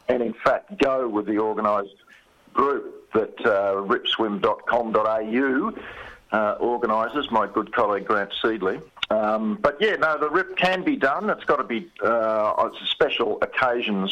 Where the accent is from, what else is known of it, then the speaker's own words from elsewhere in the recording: Beaumaris, Victoria, Australia; I was born in Beaumaris, so I've had salt water in my veins